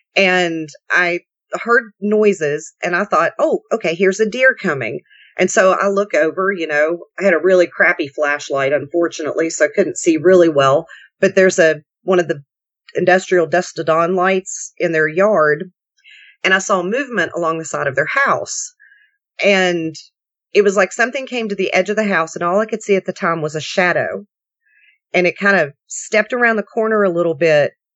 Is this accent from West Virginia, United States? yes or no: yes; West Virginia, United States; now in Kentucky, United States; I grew up in West Virginia